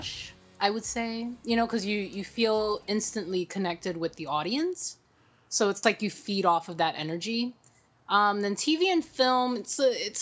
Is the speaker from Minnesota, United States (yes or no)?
no; New York City, New York, United States; born and raised in New York, proud cool. Manhattanite